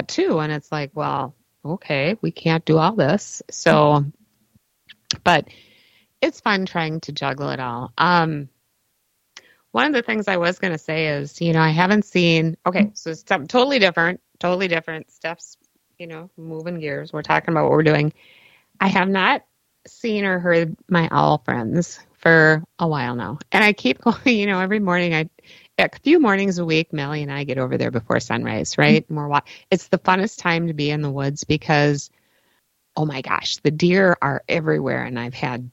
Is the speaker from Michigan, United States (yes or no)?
no; Minneapolis, Minnesota, United States; also born or lived in New Brighton / Columbia Heights; I grew up in Northeast Minneapolis